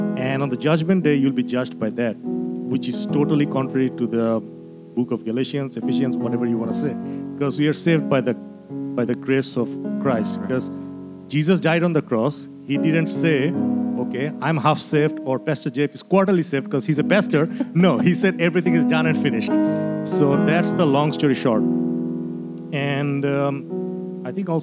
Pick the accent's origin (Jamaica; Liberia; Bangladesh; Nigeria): Bangladesh; now in United States; I'm originally from Bangladesh. So I came in the U.S. in 2010.